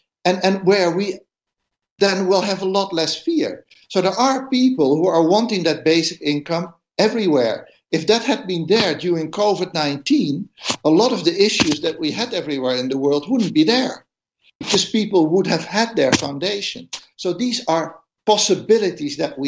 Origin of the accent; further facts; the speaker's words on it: Netherlands; I come from the Netherlands